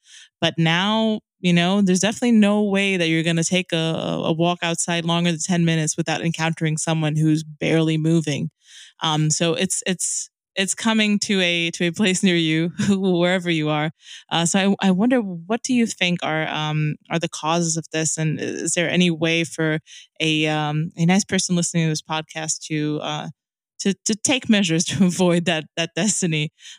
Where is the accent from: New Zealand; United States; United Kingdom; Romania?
Romania; moved away; It's probably about 2 years since I moved back to my hometown, little like Hicksville, Romania place